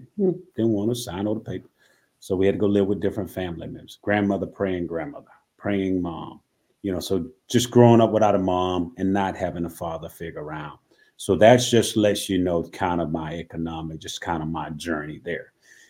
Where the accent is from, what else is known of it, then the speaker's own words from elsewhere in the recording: Tifton, Georgia, United States; I'm from Tifton, Georgia, which is 3 hours away from Atlanta.